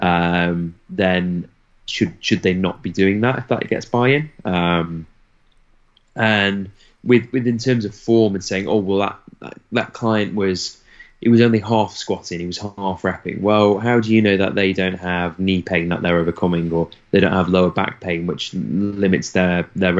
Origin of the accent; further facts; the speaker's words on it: United Kingdom; I'm very British